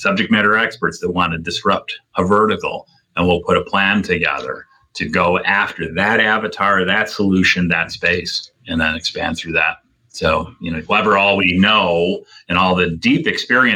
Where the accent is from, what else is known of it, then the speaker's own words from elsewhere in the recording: Rome, New York, United States; moved away; also born or lived in Boston; I grew up in Rome, New York, an hour from Syracuse